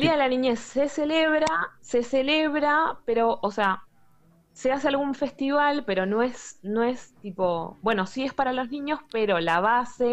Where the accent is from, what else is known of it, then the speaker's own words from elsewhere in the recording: Argentina; now in Germany; nosotros como argentinos